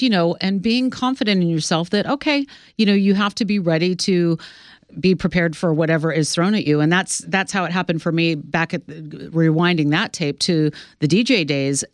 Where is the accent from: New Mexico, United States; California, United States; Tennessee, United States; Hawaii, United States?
California, United States; Sacramento; moved away as an adult; now in New York, United States; my hometown in Sacramento